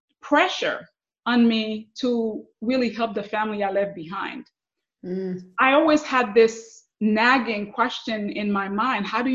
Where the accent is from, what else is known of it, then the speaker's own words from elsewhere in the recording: Haiti; English is a second language; also born or lived in New York / Miami, Florida; now in Central Florida, United States; growing up in Haiti.